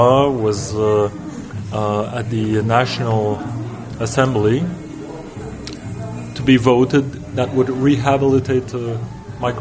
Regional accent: Niagara Falls, Ontario, Canada; moved away as an adult; now in France; I was born in the Niagara Falls in Canada.

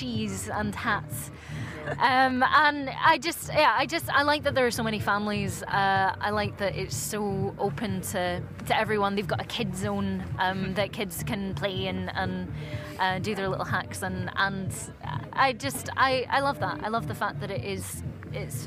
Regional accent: Scotland, United Kingdom; I'm from Scotland

